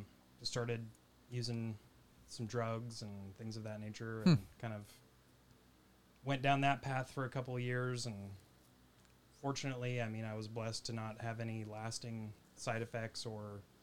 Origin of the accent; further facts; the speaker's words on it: Oregon, United States; I'm also from Oregon, so that...